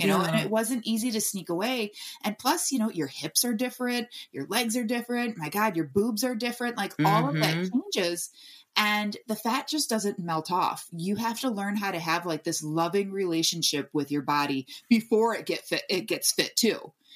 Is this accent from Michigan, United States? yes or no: yes; Michigan, United States; I'm from Michigan, so we had basements there